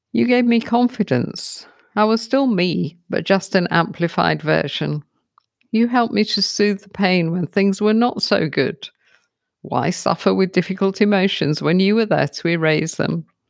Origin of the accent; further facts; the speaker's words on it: United Kingdom; also born or lived in London; now in South Africa; I'm a Brit living in South Africa